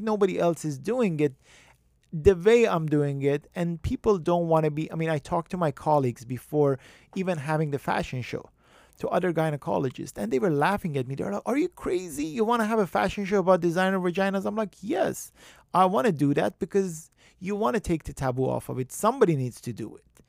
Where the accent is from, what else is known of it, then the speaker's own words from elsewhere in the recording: Iran; moved away as an adult; also born or lived in Tehran; I, I grew up in Iran